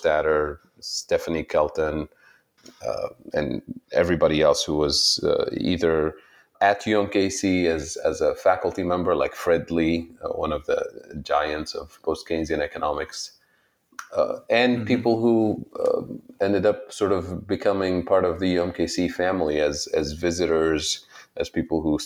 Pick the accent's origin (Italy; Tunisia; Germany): Tunisia; English is a second language; moved away as an adult; also born or lived in Saudi Arabia; now in Ohio, United States; I was born in Saudi Arabia and lived there for a while, went to school there even. My mother's side of the family is from Saudi Arabia and different parts of the region, the Middle East. My father's side of the family is from Tunisia and North Africa. So I went to school there for a few years. And then when I was nine, we had to move back to Tunisia for a number of reasons